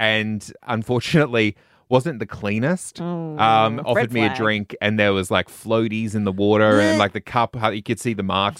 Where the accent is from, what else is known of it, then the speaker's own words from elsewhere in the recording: Queensland, Australia; As a Queenslander, I tend to bogan out a touch, but it definitely gets heavier depending on when I'm norther and how much more nasal it gets.